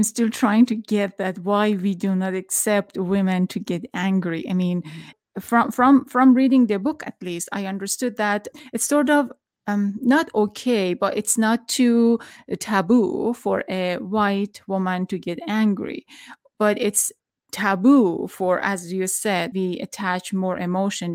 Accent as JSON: {"language": "English", "country": "Iran", "moved": "yes", "said": "I'm from Iran."}